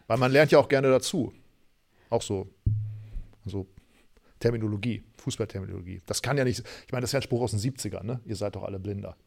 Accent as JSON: {"language": "German", "country": "Germany", "said": "ich komme aus Deutschland"}